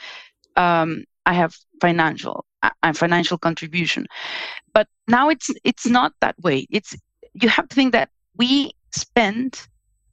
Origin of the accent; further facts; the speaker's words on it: Mexico; also born or lived in Germany / United States; now in Spain; I'm originally from Mexico. I live in Spain, but I also worked in Germany and in the US.